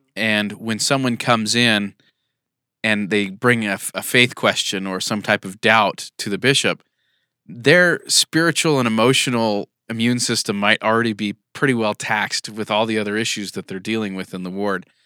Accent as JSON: {"language": "English", "region": "California", "country": "United States", "moved": "yes", "lives_now": "Utah, United States", "said": "I'm from California."}